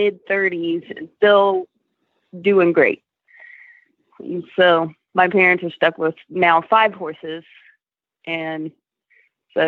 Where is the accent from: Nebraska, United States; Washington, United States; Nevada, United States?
Nevada, United States; Reno; moved away as an adult; also born or lived in Colorado; Originally, I'm from Reno, Nevada